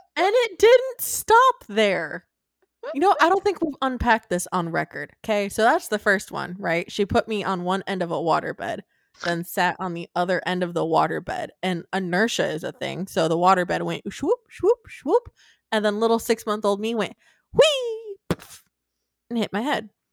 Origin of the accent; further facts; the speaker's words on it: Michigan, United States; also born or lived in Arizona; when I was three, four, I don't know, whatever we moved from Arizona to Michigan